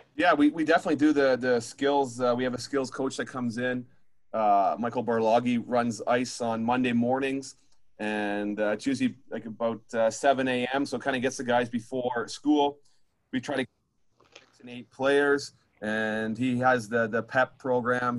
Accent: Ontario, Canada; moved away as an adult; now in Humboldt, Canada; I'm from Ontario

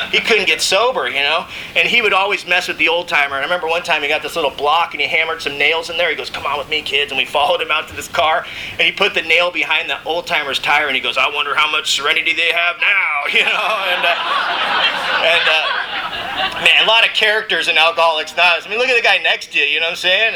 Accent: Mission Viejo, California, United States; I grew up in Mission Viejo, California

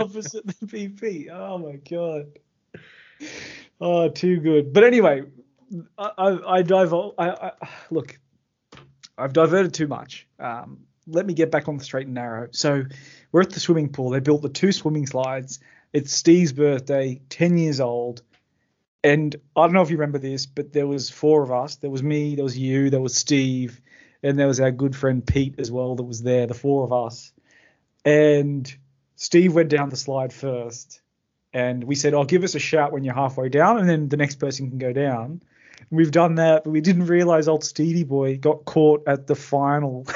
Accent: Australia; I'm from Sydney

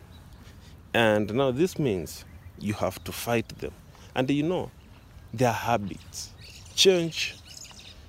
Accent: Kenya; I'm from Kenya

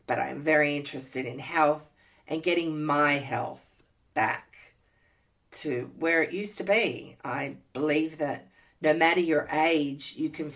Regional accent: Sydney, New South Wales, Australia; moved away as an adult; also born or lived in Canada / Montana / Minnesota; now in Indiana, United States; I hail from Sydney, Australia

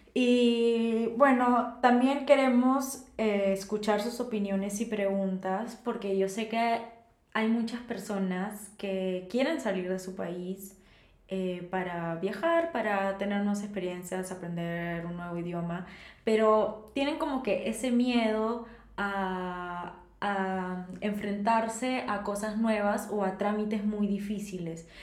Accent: Peru; moved away as an adult; now in Germany; soy peruana como tú

